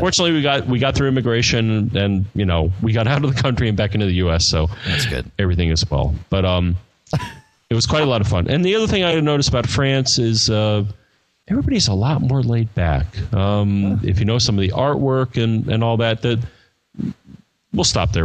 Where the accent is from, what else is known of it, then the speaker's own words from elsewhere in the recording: United States; I'm an American.